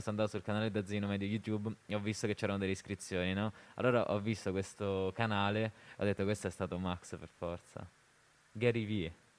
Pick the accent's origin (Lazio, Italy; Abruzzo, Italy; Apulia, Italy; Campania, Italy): Lazio, Italy; Rome; now in Turin, Italy; da romano